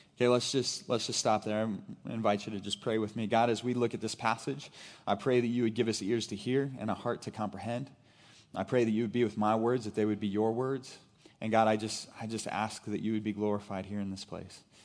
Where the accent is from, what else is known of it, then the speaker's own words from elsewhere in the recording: Brashear, Missouri, United States; I grew up in Brashear, Missouri